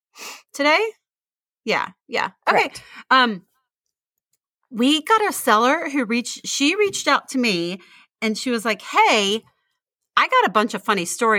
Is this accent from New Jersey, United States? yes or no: no; Midland, Texas, United States; also born or lived in Houston; We grew up in Midland until 1989, till I was 12, and then we moved to Houston